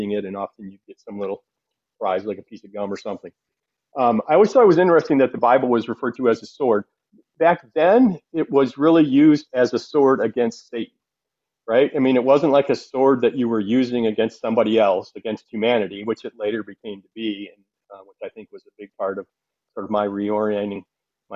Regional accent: Flint, Michigan, United States; I grew up in Flint, Michigan, in a blue-collar east side of town area

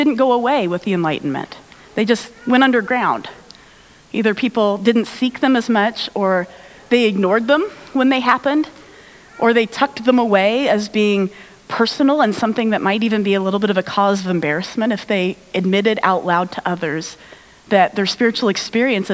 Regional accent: United States; I'm American

